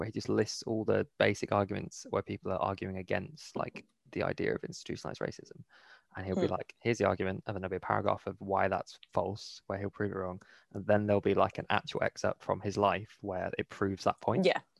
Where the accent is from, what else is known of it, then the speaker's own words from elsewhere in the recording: Bristol, South West England, United Kingdom; I'm from Bristol.